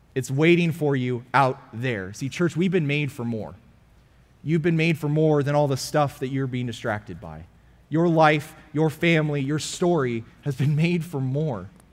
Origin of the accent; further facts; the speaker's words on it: California, United States; now in Frisco, United States; I'm from California